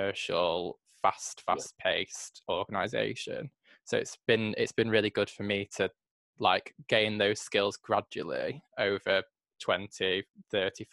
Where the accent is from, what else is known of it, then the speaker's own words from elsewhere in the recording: Manchester, North West England, United Kingdom; coming from Manchester myself